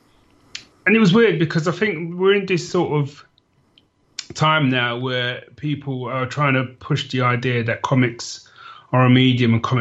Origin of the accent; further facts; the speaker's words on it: London, United Kingdom; as a sort of young kid growing up in London